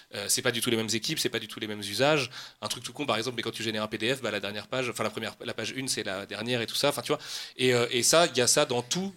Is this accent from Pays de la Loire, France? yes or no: yes; Nantes, Pays de la Loire, France; moved away as an adult; now in Oise, France; Moi, je suis un vrai Nantais, euh, vrai Nantais. et je déménageais pour la première fois de ma vie loin de Nantes